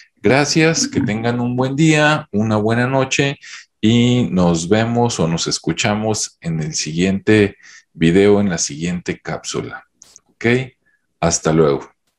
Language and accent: Spanish; Mexico; En mi, en mi país, México